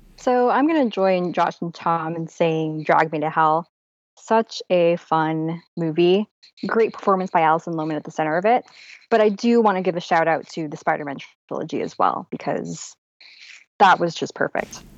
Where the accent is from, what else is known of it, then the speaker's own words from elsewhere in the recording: Canada; as a Canadian